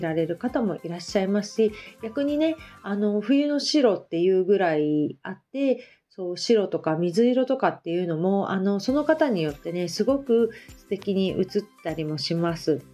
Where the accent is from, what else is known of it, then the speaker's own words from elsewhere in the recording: Hamamatsu, Shizuoka, Japan; also born or lived in Kita-Kamakura; now in Kamakura, Japan; 私のねあの出身の、えーと、遠州浜松はあの織屋さんが結構あるんですよね